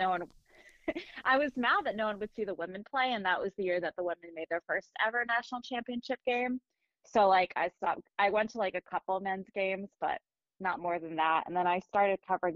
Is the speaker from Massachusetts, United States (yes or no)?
yes; Andover, Massachusetts, United States; I was born in Massachusetts, and I actually grew up in Andover